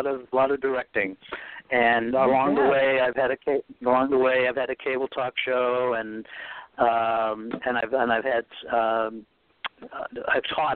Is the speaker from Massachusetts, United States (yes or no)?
yes; Boston, Massachusetts, United States; accent: New England; moved away as an adult; also born or lived in New York; now in Los Angeles, United States; I'm originally from Boston, a small New England town